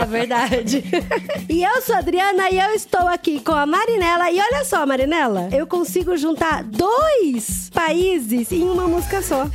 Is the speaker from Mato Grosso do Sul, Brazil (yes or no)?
yes; Campo Grande, Mato Grosso do Sul, Brazil; Eu sou de Campo Grande, Mato Grosso do Sul